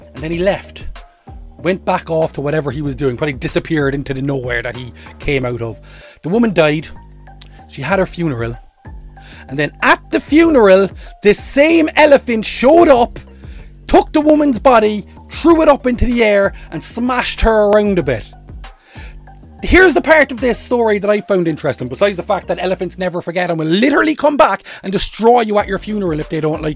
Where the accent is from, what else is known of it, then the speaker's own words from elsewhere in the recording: Ireland; I'm an Irish man